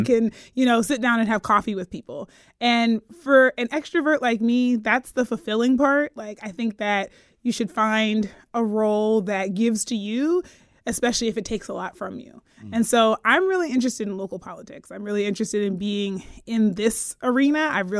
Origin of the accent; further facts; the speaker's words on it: Pennsylvania, United States; And I'm from Pennsylvania.